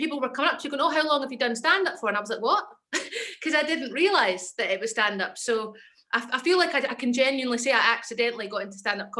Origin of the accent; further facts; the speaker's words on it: Edinburgh, Scotland, United Kingdom; accent: Scottish; moved away as an adult; also born or lived in London / Kent / Ayrshire / Stevenston; I'm from Edinburgh and I grew up there and then I moved to London for like 7 years